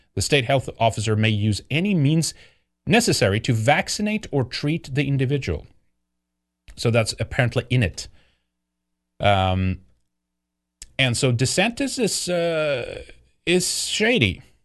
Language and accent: English; Sweden; Growing up in Sweden